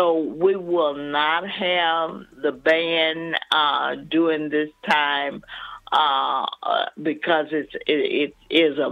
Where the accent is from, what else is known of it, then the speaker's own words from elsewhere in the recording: Alabama, United States; I'm from Alabama